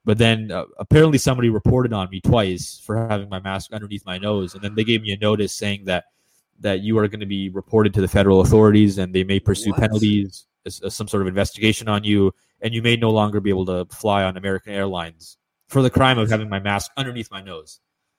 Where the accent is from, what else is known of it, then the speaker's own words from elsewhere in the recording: Canada; from Washington to Toronto, I was fine because I'm a Canadian citizen.